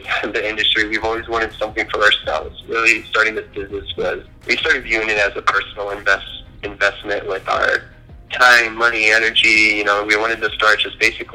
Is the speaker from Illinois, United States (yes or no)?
yes; Illinois, United States; moved away as an adult; now in Colorado, United States; I'm originally from Illinois, and what brought me to Colorado was Fort Carson.